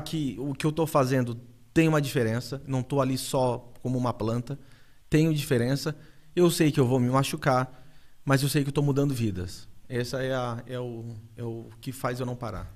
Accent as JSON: {"language": "Portuguese", "town": "Urussanga", "region": "Santa Catarina", "country": "Brazil", "said": "eu carrego o nome, cara, de Uruçanga para tudo, para todos os ventos"}